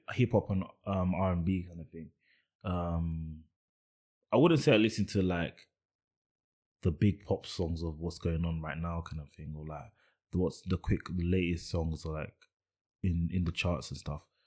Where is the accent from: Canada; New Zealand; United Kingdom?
United Kingdom; I'm British